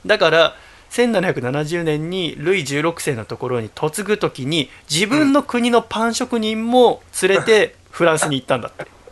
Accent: Yokohama, Kanagawa, Japan; now in Tokyo, Japan; 私が生まれ育ったのは神奈川県横浜市戸塚区平

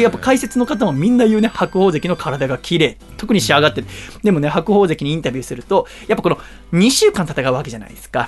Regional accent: Yokohama, Kanagawa, Japan; also born or lived in Tochigi; 栃木に行く前、もちろんずっと横浜だから

